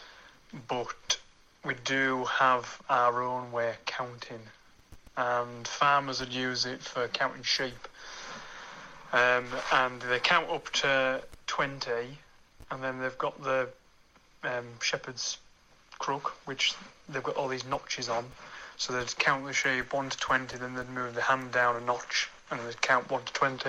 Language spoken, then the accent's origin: English; Keswick, North West England, United Kingdom; I was born and raised in Keswick, which is the best place in the Lake District.